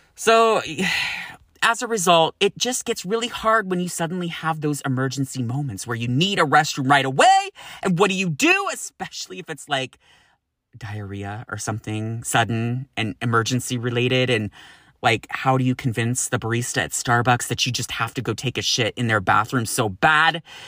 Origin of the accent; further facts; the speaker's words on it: Sacramento, California, United States; moved away as an adult; now in San Francisco, United States; growing up in Sacramento where you can get up to over a hundred and fifteen degrees